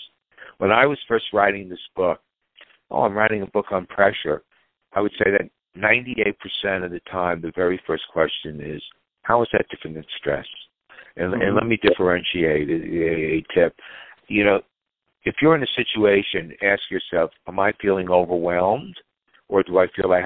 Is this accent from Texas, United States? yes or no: no; Great Neck, New York, United States; moved away; also born or lived in Los Angeles; I grew up in Great Neck, Long Island, which is a very competitive, affluent community